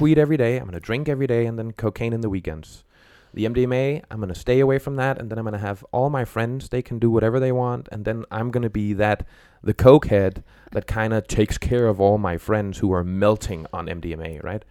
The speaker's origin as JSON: {"language": "English", "country": "Denmark", "also_born_or_lived": "Copenhagen", "moved": "yes", "said": "I'm from Denmark"}